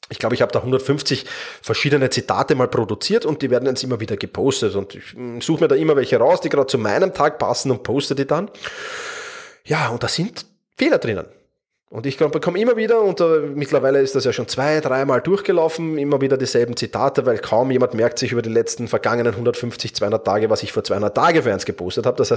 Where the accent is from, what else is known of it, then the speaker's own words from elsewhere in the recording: Vienna, Austria; accent: Viennese; Ich bin Wiener, das hörst du auch. Ähm, in der Regel bekomme ich dafür eigentlich positiv, also nicht, dass ich Wiener bin, sondern für meinen Wiener Dialekt ganz positives Feedback.